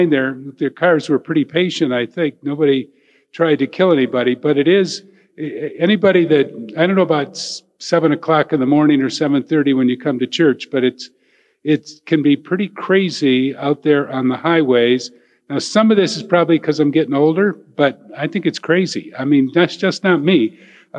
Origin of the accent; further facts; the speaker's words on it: Elyria, Ohio, United States; I'm from Elyria.